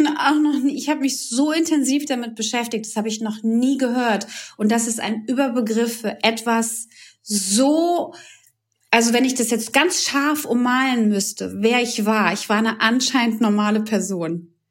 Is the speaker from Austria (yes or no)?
no; Croatia; moved away; Ich komme aus einem Land, aus Kroatien